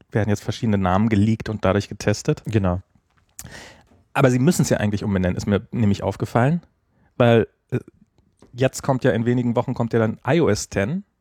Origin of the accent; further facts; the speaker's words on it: Germany; also einfach seufzen kann man als Deutscher auch ganz